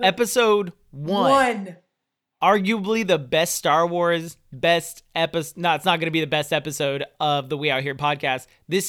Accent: Fresno, California, United States; moved away; also born or lived in Kansas City, Missouri; I grew up in Fresno, California. I lived in Kansas City, Missouri for literally half my life up into that point

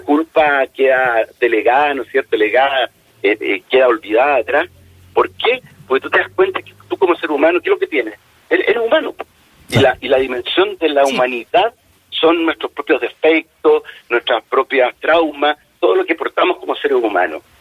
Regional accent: Chile; nosotros como chilenos

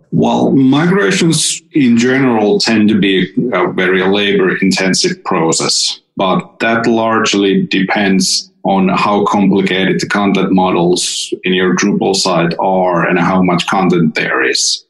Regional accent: Finland; I'm from Finland

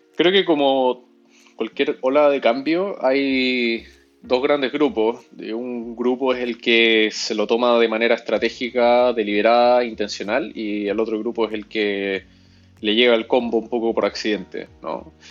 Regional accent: Chile; moved away as an adult; now in Peru; yo soy chileno, pero viviendo en Perú hace siete años.

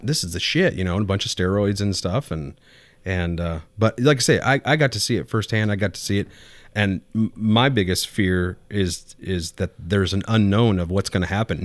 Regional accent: Bakersfield, California, United States; moved away; I was born and raised in Southern California.

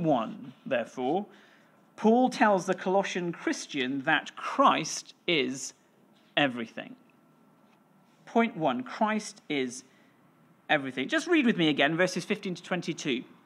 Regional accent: West Wales, United Kingdom; I grew up in West Wales and that's where I learnt, uh, to play the violin

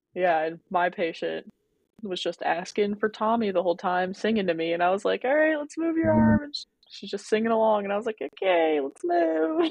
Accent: Louisville, Kentucky, United States; I'm from Louisville, Kentucky. I was raised by mom and dad. They are Bosnian immigrants

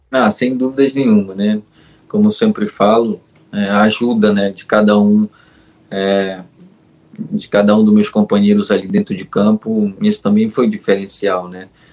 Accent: Magalhães Barata, Pará, Brazil; moved away; o meu Pará e principalmente a minha cidade, que é Magalhães Barata mas a minha Vila Quadros ali é, é a melhor, aonde eu nasci mesmo

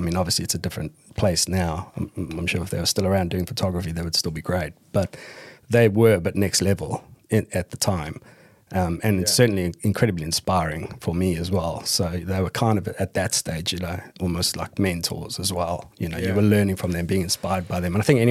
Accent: South Africa; I'm English-South African as well, so

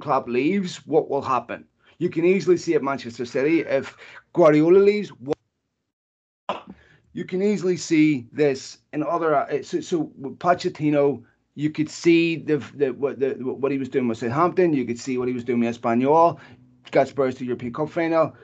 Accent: Ireland; now in United States; As an Irishman

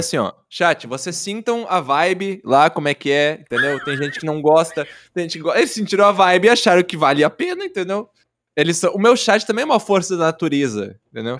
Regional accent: Caxias do Sul, Rio Grande do Sul, Brazil; Eu sou de Caxias do Sul, Rio Grande do Sul, cara. Eu sou sulista

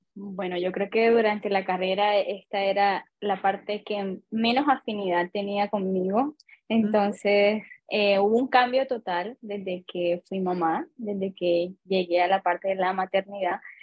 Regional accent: Colombia; moved away as an adult; now in Chile; soy colombiana, vivo en Chile hace aproximadamente más de cinco años

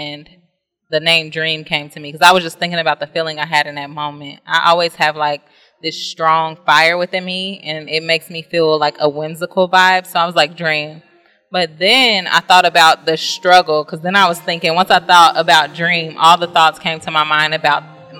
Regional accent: Dayton, Ohio, United States; now in Columbus, United States; I'm from Dayton

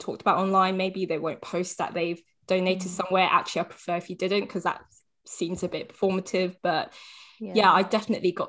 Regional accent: London, United Kingdom; growing up in London

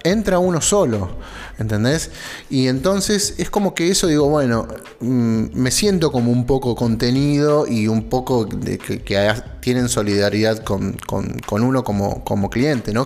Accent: Argentina; somos argentinos argentinos

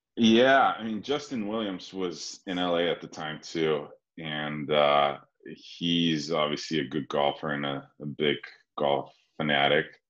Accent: Slovenia; moved away; also born or lived in Sweden; I'm from Slovenia

